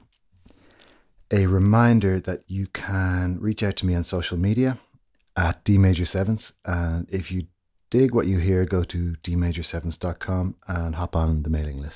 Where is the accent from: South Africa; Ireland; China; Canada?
Ireland; as an Irish man